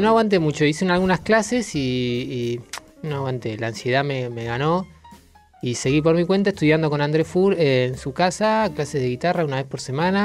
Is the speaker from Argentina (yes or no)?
yes; General Roca, Río Negro, Argentina; Yo soy del sur, del Río Negro, General Roca ahí a 30 kilómetros de Neuquén